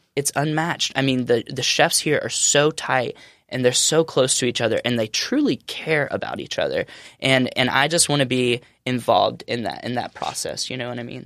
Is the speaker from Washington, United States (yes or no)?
no; Alabama, United States; moved away as an adult; now in California, United States; growing up in Alabama